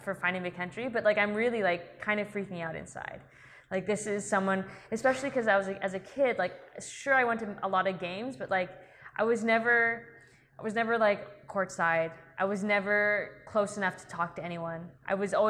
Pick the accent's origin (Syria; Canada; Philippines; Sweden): Canada; Vancouver, British Columbia; I grew up in Vancouver